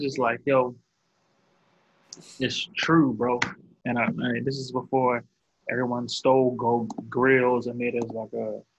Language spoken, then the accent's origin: English; the South, United States; Like, I'm a nigga, yeah, we're from the South.